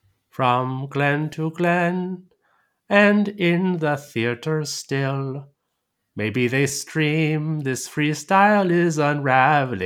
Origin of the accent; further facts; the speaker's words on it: United States; I am one of the many who identify as Irish-American.